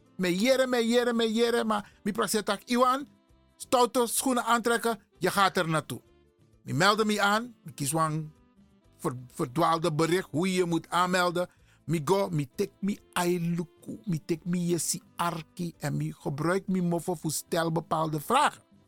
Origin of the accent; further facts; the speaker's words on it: Suriname; now in Netherlands; ik ben een Surinamer